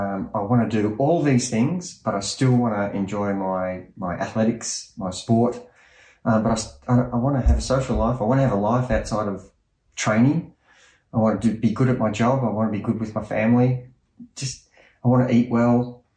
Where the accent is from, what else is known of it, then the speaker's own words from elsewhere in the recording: Australia; And being an Australian podcasting, people quickly forget races come and go